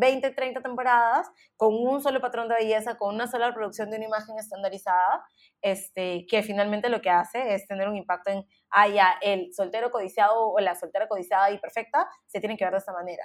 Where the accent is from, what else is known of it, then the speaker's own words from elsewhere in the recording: Peru; now in United States; como peruanos